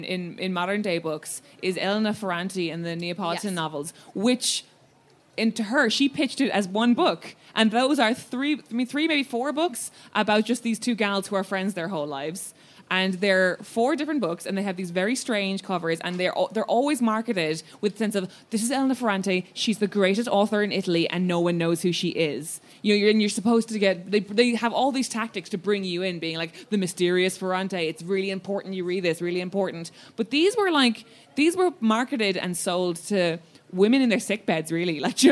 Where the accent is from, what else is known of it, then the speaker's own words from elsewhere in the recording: Cork, Munster, Ireland; I'm from Cork, so Frank O'Connor was pushed on me a lot, and I enjoyed it.